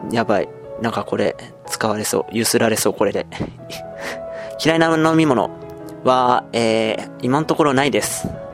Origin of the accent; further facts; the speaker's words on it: Yokohama, Kanagawa, Japan; 生まれた場所も、今住んでる場所、横浜です。